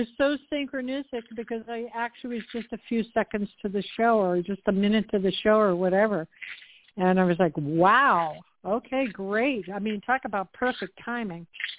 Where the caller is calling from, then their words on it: Tucson, Arizona, United States; I'm calling from Tucson, Arizona.